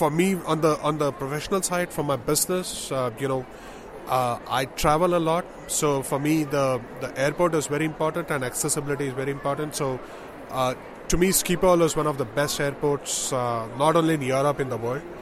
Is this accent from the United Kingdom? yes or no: no; India; now in Netherlands; we are from India. I've been in the Netherlands for the last eight years now